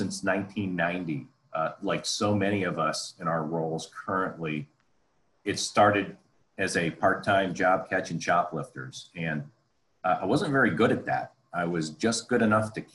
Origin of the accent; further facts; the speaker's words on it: Columbus, Ohio, United States; moved away; also born or lived in Detroit / Los Angeles / Chicago; my hometown here in Columbus, Ohio